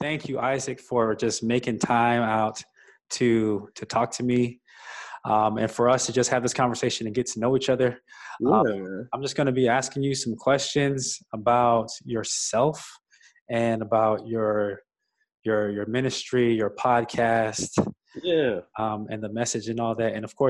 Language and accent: English; North Carolina, United States; So I am from North Carolina. I currently live in Durham, North Carolina.